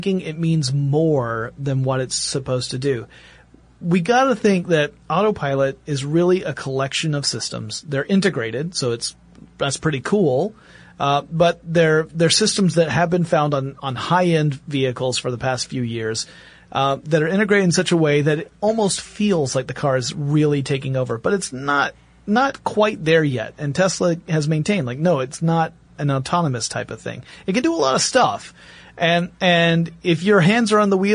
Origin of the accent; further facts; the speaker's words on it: Gainesville, Georgia, United States; I grew up in Gainesville, Georgia, poultry capital of the world.